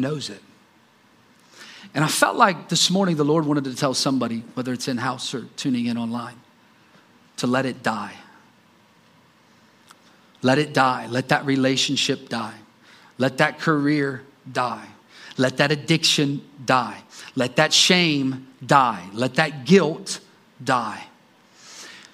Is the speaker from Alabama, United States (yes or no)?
no; Columbus, Ohio, United States; moved away as an adult; also born or lived in Johnstown, Pennsylvania; I was from Columbus, right around Columbus, Ohio.